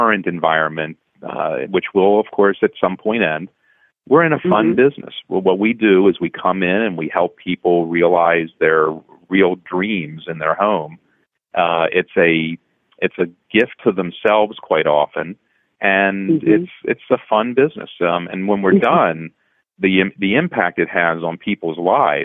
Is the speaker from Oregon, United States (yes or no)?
no; Baltimore, Maryland, United States; moved away as an adult; now in Philadelphia, United States; I grew up in Baltimore, and so I was a Colts fan.